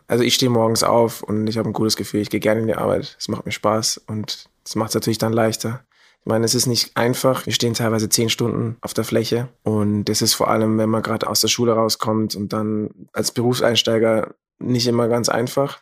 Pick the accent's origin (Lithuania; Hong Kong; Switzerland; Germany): Germany; moved away as an adult; now in Vienna, Austria; ich komme aus Deutschland und bin nach Wien gezogen